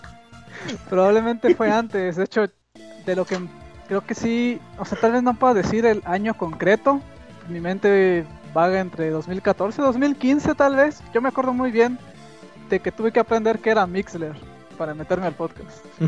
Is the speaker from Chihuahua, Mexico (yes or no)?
no; Michoacán, Mexico; De México o Michoacán